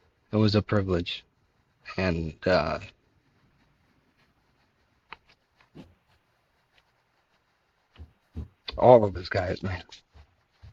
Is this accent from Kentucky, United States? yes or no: no; Miami, Florida, United States; I grew up in Miami, Florida